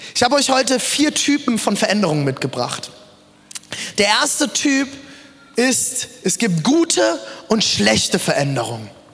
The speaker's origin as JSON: {"language": "German", "country": "Germany", "also_born_or_lived": "South Africa", "said": "ich bin doch sehr deutsch"}